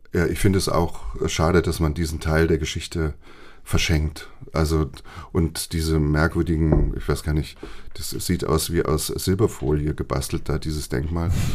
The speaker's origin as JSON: {"language": "German", "town": "Tübingen", "region": "Baden-Württemberg", "country": "Germany", "tie": "born or raised there", "also_born_or_lived": "Marburg", "moved": "yes", "lives_now": "Hamburg, Germany", "said": "ich komme ja aus Süddeutschland und bin in Süddeutschland aufgewachsen. Also ich bin nicht nur in Marburg geboren, ich bin ja dann weiter noch nach Süden gezogen, in die Nähe von Stuttgart nach Tübingen"}